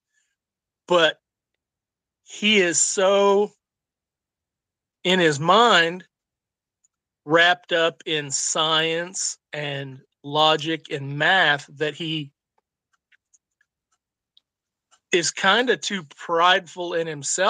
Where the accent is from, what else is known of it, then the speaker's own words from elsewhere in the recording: Illinois, United States; I grew up in Illinois